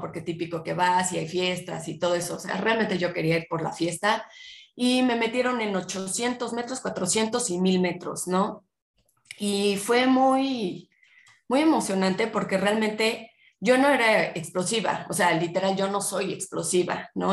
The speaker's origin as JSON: {"language": "Spanish", "region": "Puebla", "country": "Mexico", "tie": "born or raised there", "said": "yo nací en Puebla, soy poblana"}